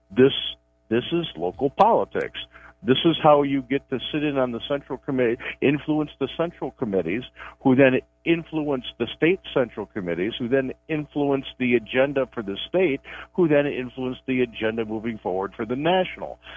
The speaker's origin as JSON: {"language": "English", "area": "DuPage County", "region": "Illinois", "country": "United States", "tie": "born or raised there", "said": "I grew up in DuPage County"}